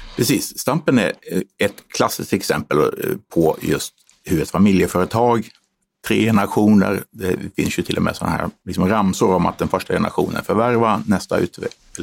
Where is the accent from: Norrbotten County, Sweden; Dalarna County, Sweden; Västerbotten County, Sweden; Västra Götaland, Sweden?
Västerbotten County, Sweden; Umeå; moved away; also born or lived in Stockholm; jag är född i Stockholm men uppvuxen i Umeå